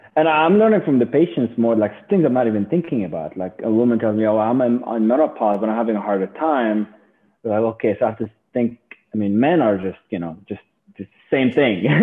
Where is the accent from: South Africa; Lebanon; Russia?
Lebanon; moved away as an adult; now in United States; I was born and raised in Lebanon